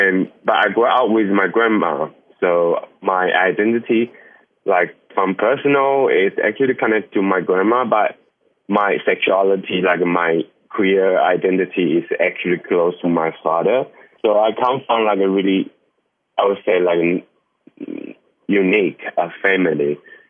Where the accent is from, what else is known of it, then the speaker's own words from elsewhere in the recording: Dongshi, Taichung, Taiwan; accent: mountainside Hakka; English is a second language; I come from Taichung, and it's in Dongshi. It's like a really small village.And they speak a different kind of Hakka language. It's like more mountainside Hakka. Yeah, it's like very few people speak the same accent